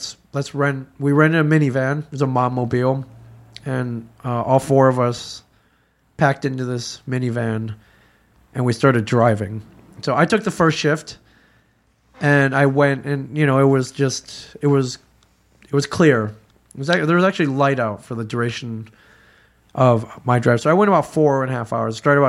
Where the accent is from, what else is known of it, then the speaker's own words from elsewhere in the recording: Michigan, United States; I grew up in Michigan. I can drive in snow.